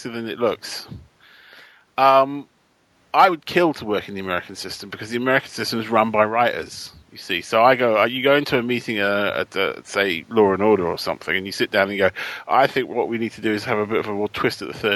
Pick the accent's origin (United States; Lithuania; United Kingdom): United Kingdom; as a British writer